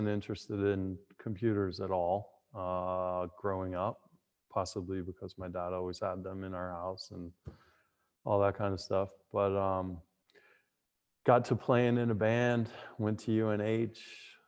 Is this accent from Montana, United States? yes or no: no; Merrimack, New Hampshire, United States; also born or lived in Massachusetts; I grew up in New Hampshire, born in Massachusetts, grew up in New Hampshire, South Central New Hampshire